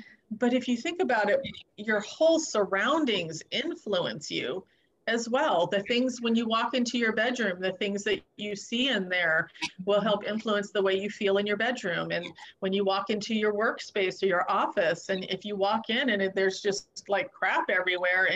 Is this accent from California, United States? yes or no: yes; Southern California, United States; moved away; also born or lived in East Coast; I grew up in Southern California, and then I moved to the East Coast